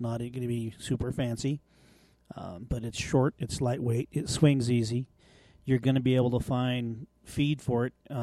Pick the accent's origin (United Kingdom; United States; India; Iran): United States; Wyoming; I grew up in Wyoming